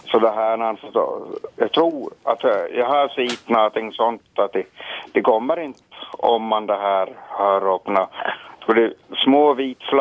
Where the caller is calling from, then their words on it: Soklot, Ostrobothnia, Finland; från Soklot, ja.